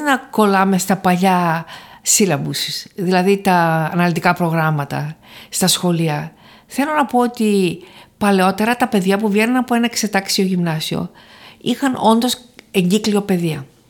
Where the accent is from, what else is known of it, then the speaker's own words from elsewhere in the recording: Thessaloniki, Central Macedonia, Greece; also born or lived in Paris, France; Γεννήθηκα στη Θεσσαλονίκη